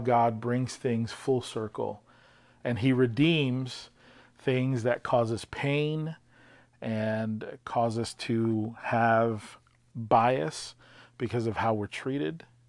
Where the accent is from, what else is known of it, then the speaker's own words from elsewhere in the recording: Louisiana, United States; English is a second language; I experienced racism at the age of five from my kindergarten teacher uh, in Louisiana